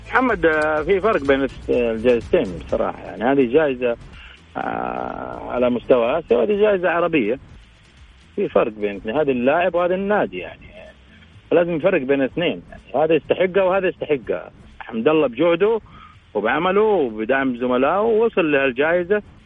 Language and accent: Arabic; Saudi Arabia; إحنا كسعوديين